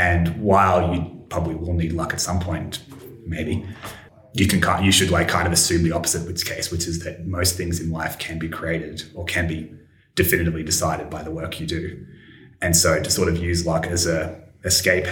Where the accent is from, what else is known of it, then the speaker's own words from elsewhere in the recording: Australia; I'm from Australia